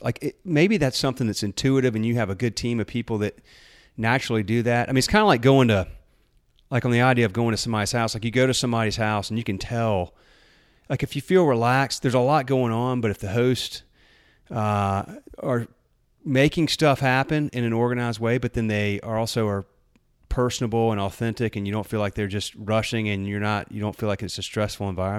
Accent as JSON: {"language": "English", "region": "the South", "country": "United States", "said": "I'm from the South"}